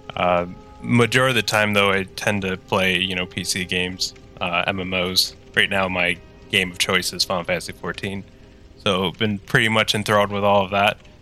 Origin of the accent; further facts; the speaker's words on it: Tweed, Ontario, Canada; moved away as an adult; now in Ottawa, Canada; I am from the uh, great town of Tweed